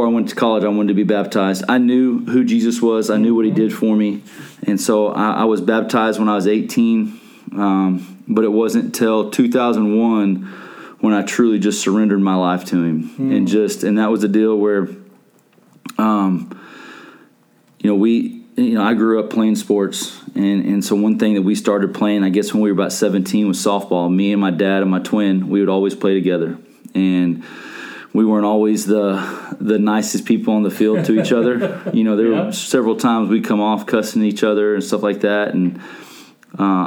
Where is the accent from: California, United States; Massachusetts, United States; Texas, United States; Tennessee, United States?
Texas, United States; Allen; now in Coppell, United States; I grew up in Allen. I guess we moved there when I was like in first grade